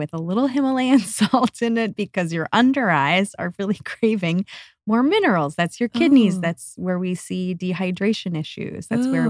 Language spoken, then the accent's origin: English; Northeast, United States; It was kind of a go, go, go, achieve, achieve mentality growing up in the Northeast.